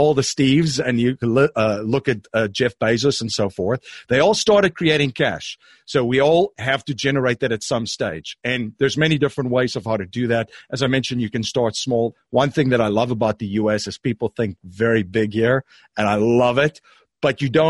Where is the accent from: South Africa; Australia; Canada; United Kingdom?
South Africa; moved away; I am originally from South Africa